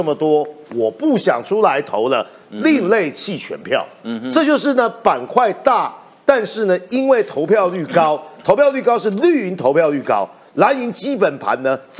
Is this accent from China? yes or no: no; Nantou County, Taiwan; 我就是南投人，我就是要知道这件事情，不行吗？